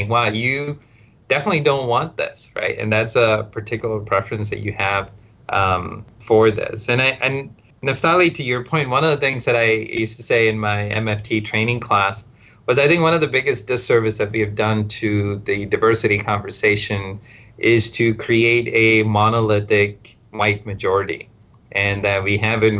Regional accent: India; English is a second language; moved away as an adult; also born or lived in Stafford, Texas, United States / Southwest Virginia, United States; now in United States; Then I went back to India

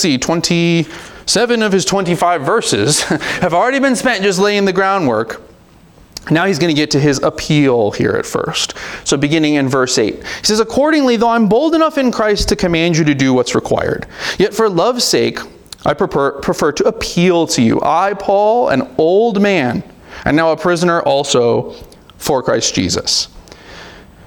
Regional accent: United States; we're American, and we don't really like people telling us what to do around here

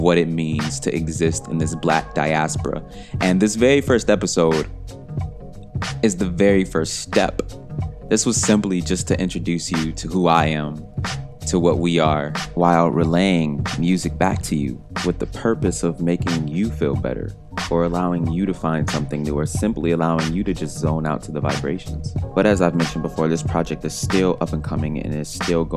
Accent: Detroit, Michigan, United States; my hometown, Detroit, Michigan. And it's not simply because this place is my hometown and I have deep emotional connections to this city

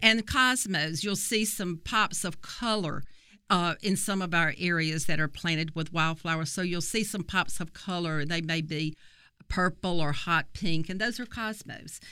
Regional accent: Copiah County, Mississippi, United States; I'm actually from Kapai County

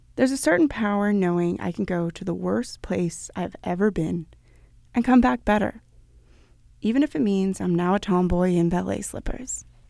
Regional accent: Copenhagen, Capital Region of Denmark, Denmark; my hometown of Copenhagen

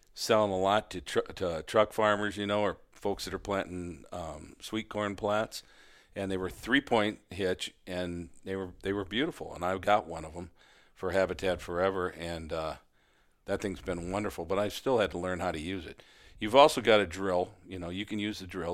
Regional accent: Midwest, United States; I'm a Midwesterner

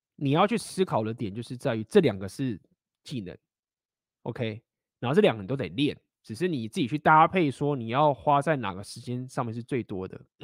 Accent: Taiwan; moved away; also born or lived in Shanghai, China; 我本来就台湾人啊，本来就讲中文啊

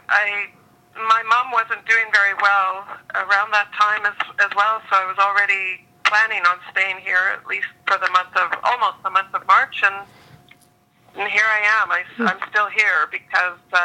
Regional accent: Prince Edward Island, Canada; now in Vancouver, Canada; I grew up partially in Prince Edward Island and ended up in Vancouver through a series of travels and such, and school and work.

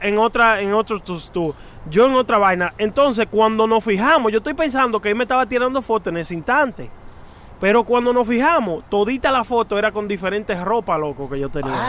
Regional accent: New York City, New York, United States; cuando yo crecí en Queens, en Astoria

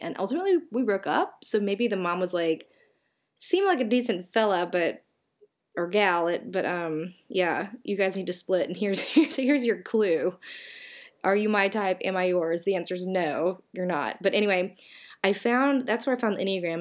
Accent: Southern, United States; accent: Southern; my Southern accent

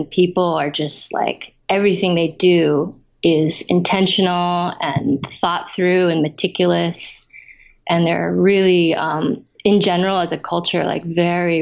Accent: San Francisco, California, United States; moved away as an adult; also born or lived in Taiwan / New York; now in Hawaii, United States; I was born in Taiwan, but I grew up in the Bay Area. My parents immigrated when I was a baby. So I grew up in San Francisco and around there

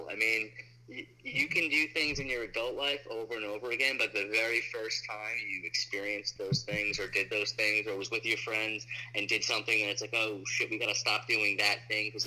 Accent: New York, United States; on Long Island and the friends we made. So it's very very personal.

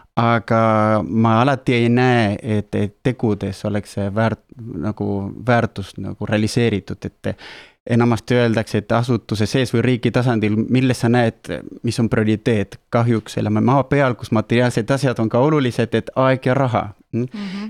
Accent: Argentina; moved away; mina olen pärit Argentiinast

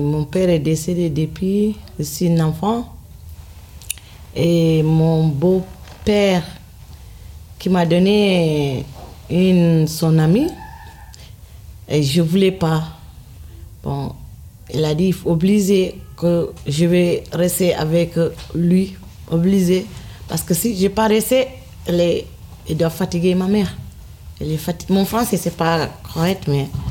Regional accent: Senegal; French is a second language; moved away as an adult; Je quitté le Sénégal je née à Vélinga

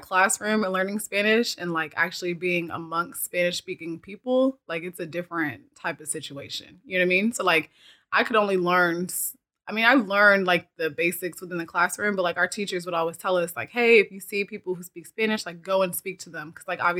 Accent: South Africa; but usually like I'm from South Africa. So normally like when I go to South, my parents live there.

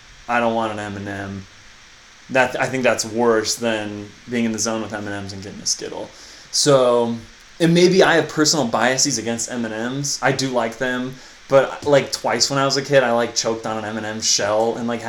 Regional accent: United States; I'm from the United States of America

